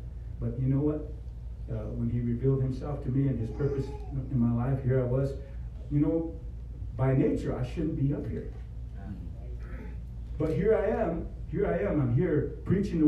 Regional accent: Rosebud Reservation, South Dakota, United States; I was born here in South Dakota, born south central part of South Dakota on Rosebud Reservation

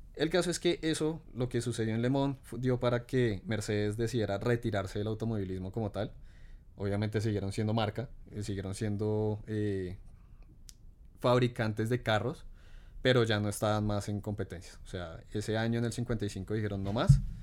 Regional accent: Colombia

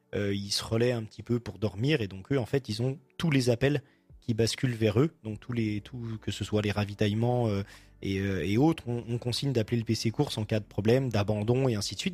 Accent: Ain, Auvergne-Rhône-Alpes, France; now in Jura, France; moi je suis originaire de l'Ain, donc dans l'Ain je connais un petit peu.

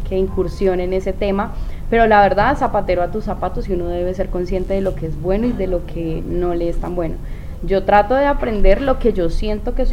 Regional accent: Cajamarca, Tolima, Colombia; now in Ibagué, Colombia; tolimense, orgullosa de, mi tierra, Cajamarca Tolima, la despensa agrícola de Colombia.

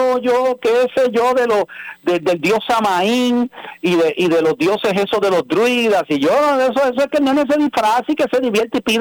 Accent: Mexico; Bueno, pues si, si yo soy cristiano y soy mexicano, pues podrá ser algo cultural

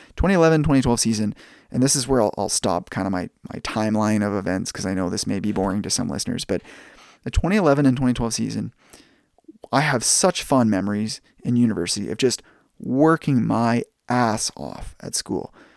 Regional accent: Langley, British Columbia, Canada; also born or lived in United States; being a Canadian and spending most of my time growing up in Canada

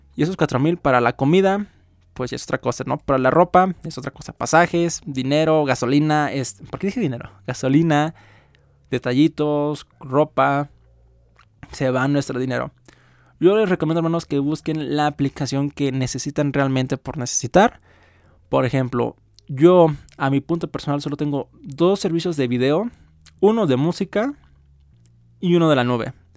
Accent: Mexico; uno como mexicano, que es mi caso

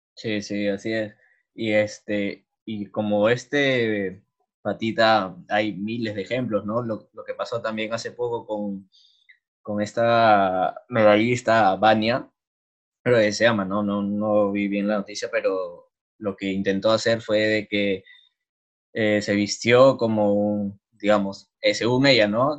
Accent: Lima, Peru; como peruanos, o sea, como limeños

